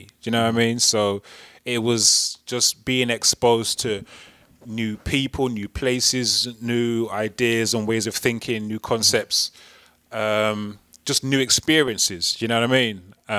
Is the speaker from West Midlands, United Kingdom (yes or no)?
yes; Wolverhampton, West Midlands, United Kingdom; moved away as an adult; also born or lived in London; So, born and raised in Wolverhampton, originally Bushbury, in an area called Bushbury, Werbeck Avenue. Pretty well-known road. Very blessed to grow up on that road. Just a little cul-de-sac